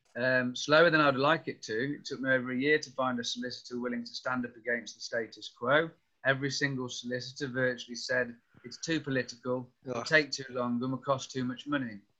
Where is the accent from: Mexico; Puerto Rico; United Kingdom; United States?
United Kingdom; North Wales; I grew up in North Wales